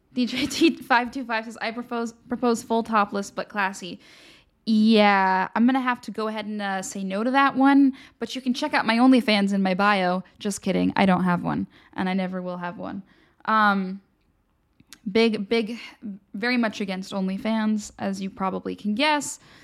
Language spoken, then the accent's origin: English; United States; we as the American people